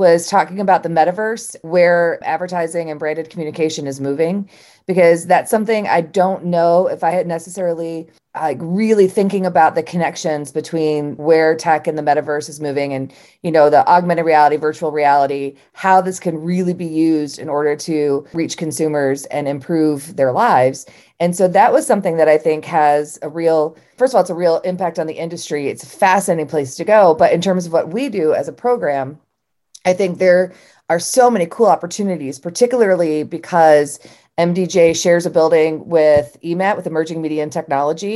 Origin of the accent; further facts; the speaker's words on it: Ohio, United States; we're from Ohio